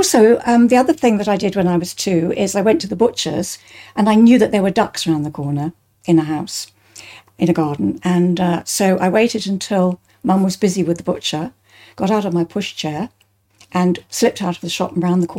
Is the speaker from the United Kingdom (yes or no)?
yes; Bristol, South West England, United Kingdom; I was born in St. Brenda's Nursing Home in Bristol, in England